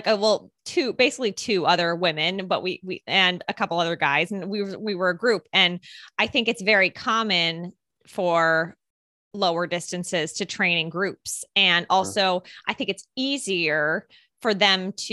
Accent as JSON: {"language": "English", "town": "Ithaca", "region": "New York", "country": "United States", "said": "I'm from the Ithaca area"}